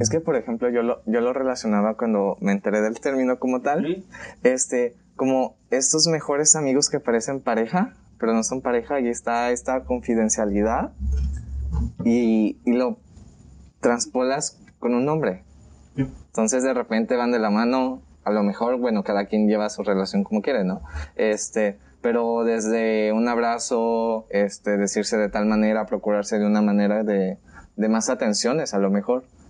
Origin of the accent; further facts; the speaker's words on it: Colima, Mexico; también soy de Colima